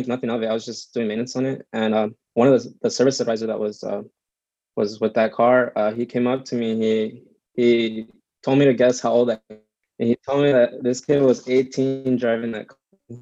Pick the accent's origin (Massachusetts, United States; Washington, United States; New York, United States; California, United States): California, United States; Santa Ana; moved away as an adult; also born or lived in Orange, California / Anaheim, California; now in Corona, United States; I was born in Orange County, raised in Santa Ana, Orange, and Anaheim. I recently moved to Corona